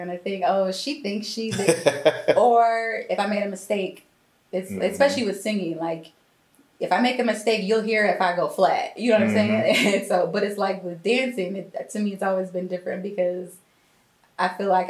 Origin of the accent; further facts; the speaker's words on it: Milwaukee, Wisconsin, United States; I'm from Milwaukee, Wisconsin